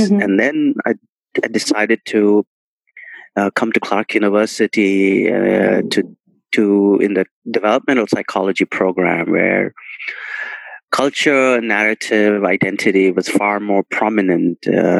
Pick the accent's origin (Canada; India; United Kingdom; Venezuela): India; what I was experiencing in my cultural space and cultural life of growing up in India.